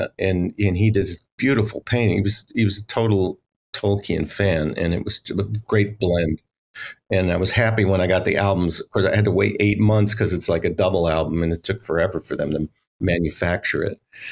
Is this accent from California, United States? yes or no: yes; Los Angeles, California, United States; also born or lived in outside Chicago, Illinois; I am from Los Angeles, which is huge and spread out